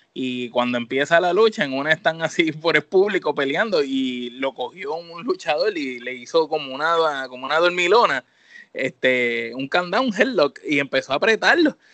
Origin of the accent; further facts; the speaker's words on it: Puerto Rico; Nosotros que somos de Puerto Rico